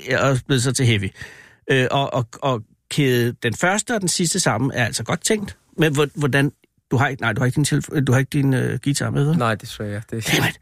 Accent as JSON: {"language": "Danish", "town": "Gentofte", "region": "Capital Region of Denmark", "country": "Denmark", "tie": "born or raised there", "also_born_or_lived": "Iran (mother's side)"}